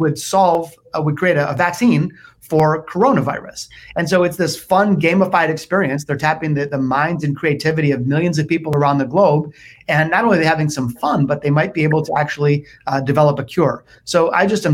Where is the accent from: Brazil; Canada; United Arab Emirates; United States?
United States; Detroit, Michigan; also born or lived in Naples, Florida; I was born in the city, not the suburbs, and I've spent most of my life in Detroit